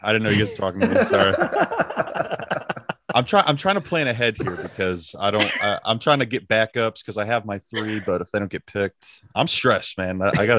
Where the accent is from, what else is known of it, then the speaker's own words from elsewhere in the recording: Detroit, Michigan, United States; my hometown, which is Detroit